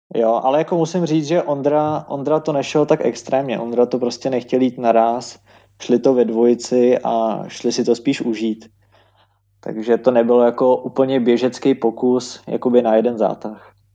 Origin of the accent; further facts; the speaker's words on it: Czechia; jako první Češi